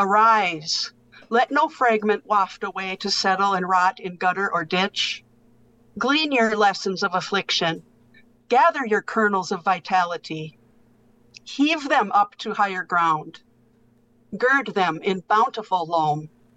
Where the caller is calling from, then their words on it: Green Bay, Wisconsin, United States; Yeah, I'm in Green Bay, Wisconsin.